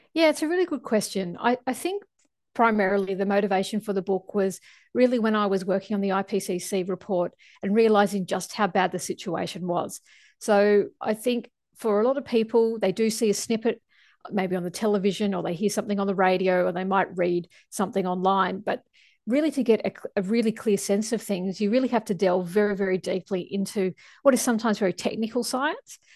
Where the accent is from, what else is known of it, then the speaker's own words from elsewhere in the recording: Australia; as an Australian scientist working on the I P C C report